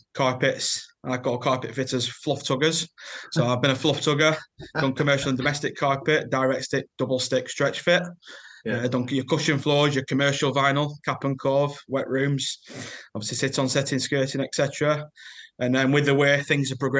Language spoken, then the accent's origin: English; Lancashire, North West England, United Kingdom; As you can tell from my accent, I'm from Lancashire.